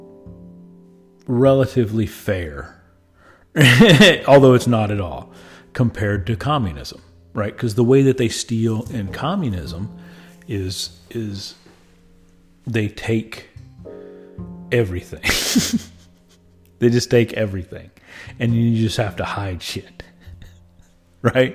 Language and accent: English; United States; I am as an American